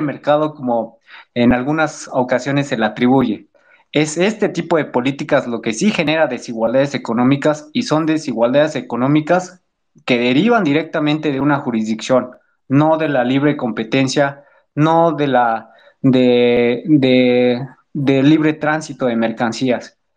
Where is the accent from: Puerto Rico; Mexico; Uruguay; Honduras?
Mexico; nosotros hacer como mexicanos ante una problemática que nos atañe mucho aquí en el país